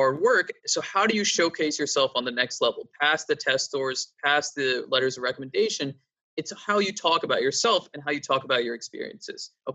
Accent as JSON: {"language": "English", "region": "East Coast", "country": "United States", "tie": "born or raised there", "said": "I'm from the East Coast and I've been here my whole life."}